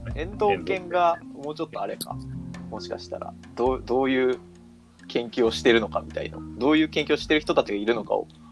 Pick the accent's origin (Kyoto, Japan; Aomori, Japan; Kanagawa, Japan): Kanagawa, Japan; Kawasaki; うちのうちの実家の川崎の方が